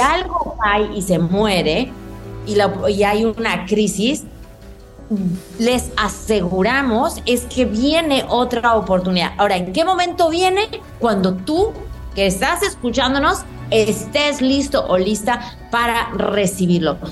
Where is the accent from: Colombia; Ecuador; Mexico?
Mexico; como decimos en México